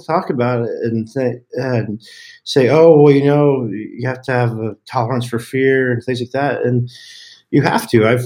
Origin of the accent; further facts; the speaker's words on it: Colorado, United States; also born or lived in Texas; I moved from Texas to Colorado when I was a kid, and Colorado back in the day was very much still Wild Wild West